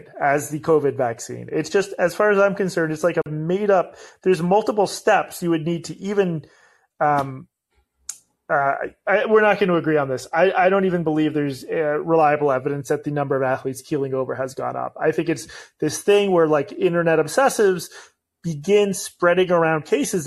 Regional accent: Boston, Massachusetts, United States; Growing up in Boston

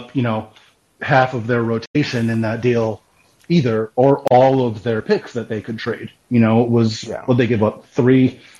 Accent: New York, United States; I'm from New York

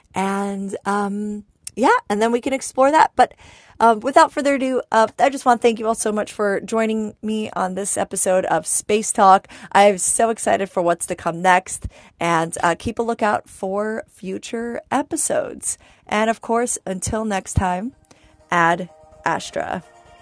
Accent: New York, United States; growing up in New York

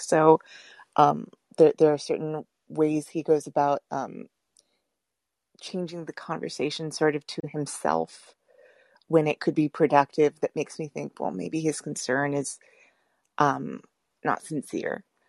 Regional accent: Texas, United States; I'm from Texas

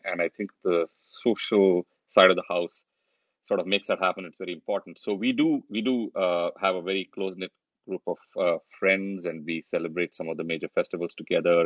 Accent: India; moved away as an adult; now in United States; when we were growing up in India

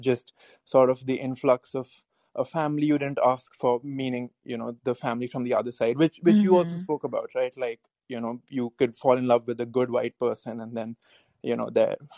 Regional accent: India; I'm from India

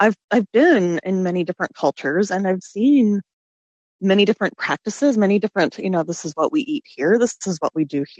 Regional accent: southwestern Kansas, United States; now in Kansas City, United States; I'm originally from this teeny tiny little town in southwestern Kansas

